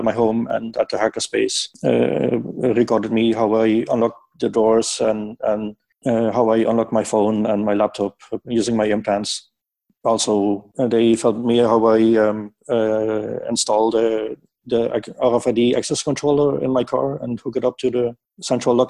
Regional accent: Netherlands; I'm from the Netherlands.

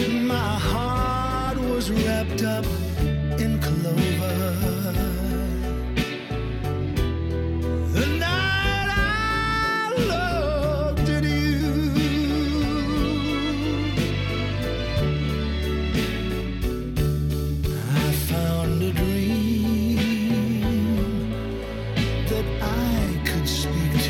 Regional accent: Wales, United Kingdom; I think we all love being Welsh. And I'm a Welsh speaker and I absolutely love speaking the language.

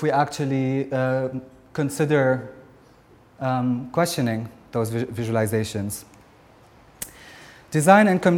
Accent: Lebanon; I come from Lebanon

